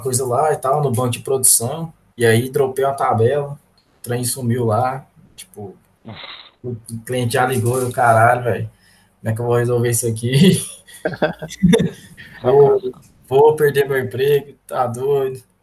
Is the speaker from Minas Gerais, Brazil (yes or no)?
no; Goiás, Brazil; eu sou, sou goiano aqui